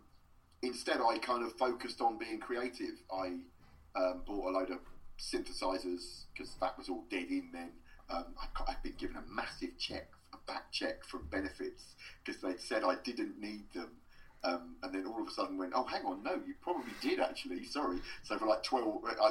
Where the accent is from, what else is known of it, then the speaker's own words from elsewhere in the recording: Luton, East of England, United Kingdom; a pub in my hometown of Luton called the Blockers Arms